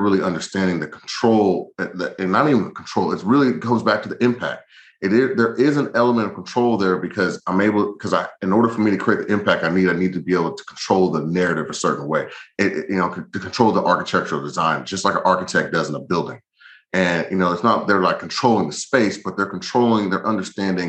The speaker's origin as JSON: {"language": "English", "region": "the South", "country": "United States", "said": "I'm from the South"}